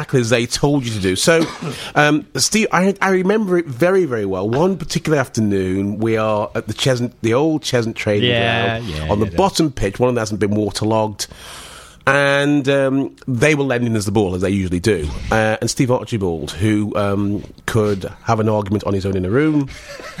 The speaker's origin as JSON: {"language": "English", "town": "Stoke-on-Trent", "region": "West Midlands", "country": "United Kingdom", "tie": "born or raised there", "moved": "yes", "said": "that was my hometown"}